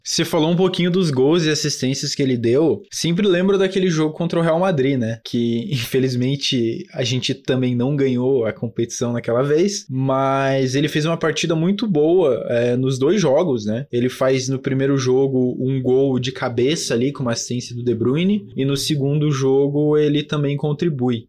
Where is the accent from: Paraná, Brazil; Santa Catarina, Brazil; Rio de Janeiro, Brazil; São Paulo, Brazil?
Paraná, Brazil; Curitiba; eu sou daqui de Curitiba